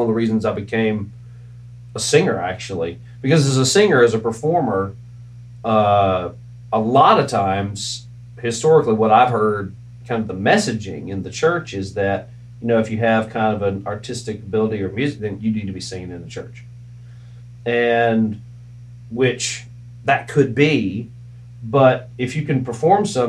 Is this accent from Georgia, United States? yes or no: no; Hickory, North Carolina, United States; moved away; also born or lived in Charleston, West Virginia / Scott Depot, West Virginia; when I was 5, we moved to Hickory, North Carolina, as my dad took a church in Hickory